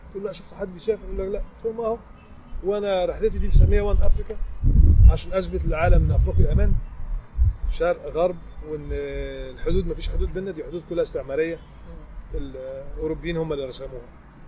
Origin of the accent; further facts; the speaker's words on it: Egypt; قلت لهم من مصر